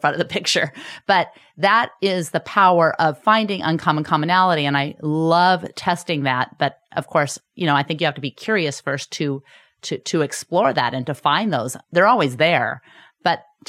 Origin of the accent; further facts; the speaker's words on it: United States; we're all Americans